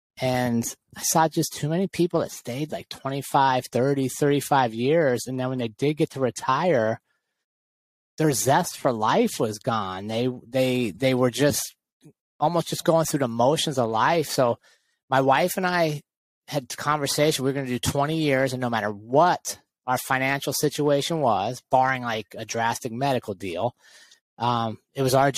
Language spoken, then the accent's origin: English; United States; I was a city kid. Most of my life, I grew up right outside of Washington, D.C.